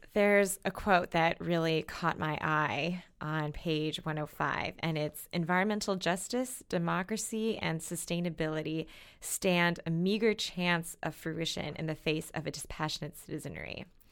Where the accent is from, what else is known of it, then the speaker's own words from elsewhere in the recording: Minnesota, United States; where I grew up in Minnesota